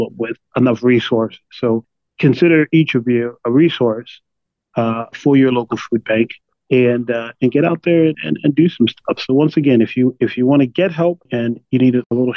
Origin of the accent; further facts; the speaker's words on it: Jersey City, New Jersey, United States; moved away as an adult; also born or lived in New York City; now in Las Vegas, United States; I was born and raised in Jersey City, New Jersey